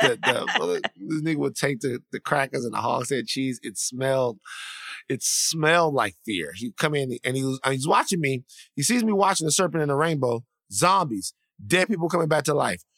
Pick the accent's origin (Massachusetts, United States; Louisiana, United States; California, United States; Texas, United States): Louisiana, United States; South; I'm from the, I'm from South Louisiana.